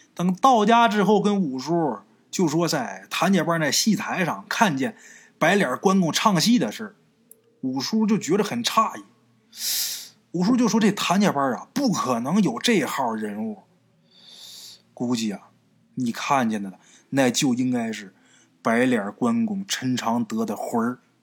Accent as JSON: {"language": "Chinese", "region": "Northeast China", "country": "China", "said": "像在我们东北这边儿啊，就是七月十五"}